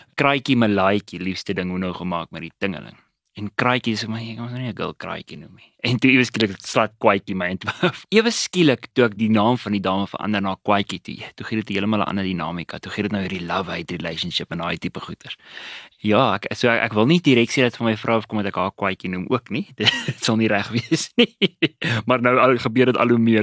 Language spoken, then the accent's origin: Afrikaans; Witbank, Mpumalanga, South Africa; moved away as an adult; also born or lived in Pretoria; Ek het groot geword in Witbank